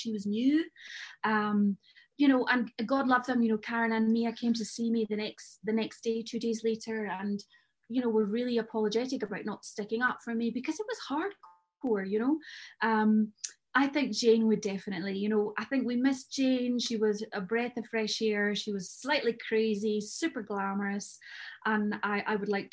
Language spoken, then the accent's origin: English; Scotland, United Kingdom; now in Jersey; I'm Scottish